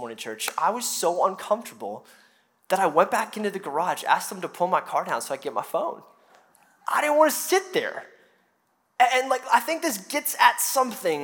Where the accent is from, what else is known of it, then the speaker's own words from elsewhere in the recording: United States; us as American Christians